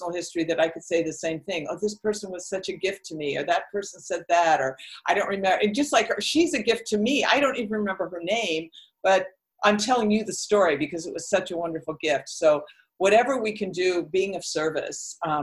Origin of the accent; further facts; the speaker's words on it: Oakland, California, United States; moved away as an adult; also born or lived in Las Vegas; I'm from the Bay Area. I lived 90% of my life. Until I was 50, I lived in Oakland